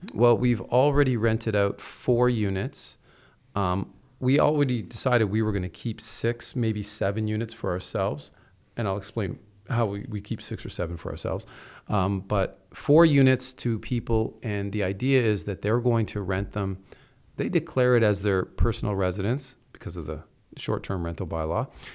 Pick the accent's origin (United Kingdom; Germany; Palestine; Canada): Canada; Toronto, Ontario; I come from Toronto, so we're used to smaller apartments